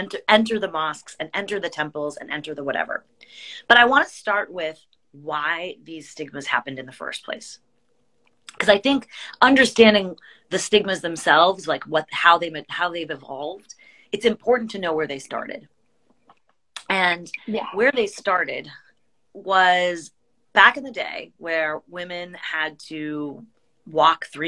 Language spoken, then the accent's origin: English; United States; I grew up with here in America